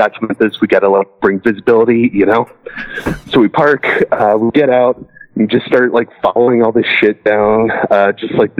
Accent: Toledo, Ohio, United States; here in my hometown

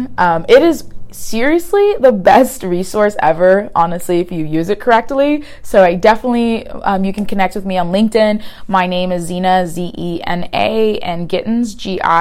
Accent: Houston, Texas, United States; now in Los Angeles, United States; I'm from Houston

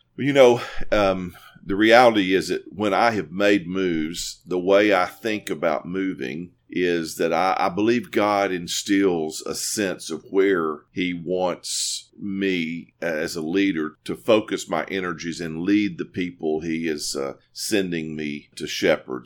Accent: Corinth, Mississippi, United States; moved away as an adult; also born or lived in New Orleans, Louisiana; now in East Tennessee, United States; I'm from Corinth, Mississippi, uh, originally

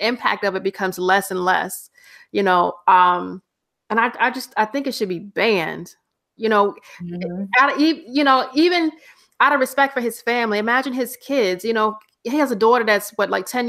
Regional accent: the South, United States; now in Bronx, New York, United States; growing up in the South

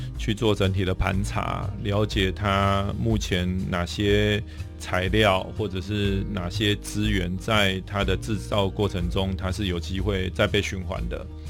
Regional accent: Taiwan; 我们是台湾的

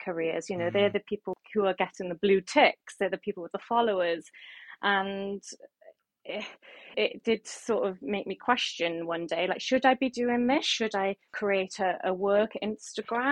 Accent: Barry, Wales, United Kingdom; moved away as an adult; now in London, United Kingdom; I'm from Barry Island, you know, it's a small town, but I did grow up near Cardiff.

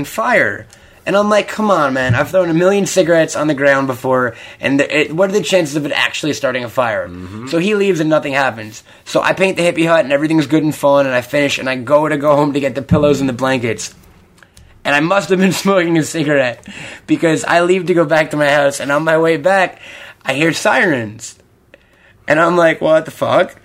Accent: New York, United States; now in Los Angeles, United States; I grew up there, and I like New York

